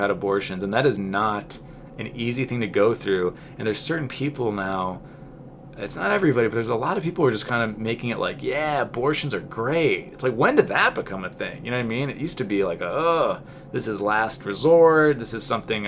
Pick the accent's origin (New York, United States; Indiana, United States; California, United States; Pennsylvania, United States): California, United States; Southern; I'm from Southern California